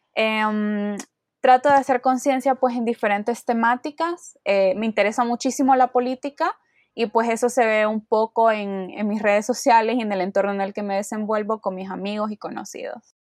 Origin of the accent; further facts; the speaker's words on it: Honduras; soy de Honduras, tengo 21 años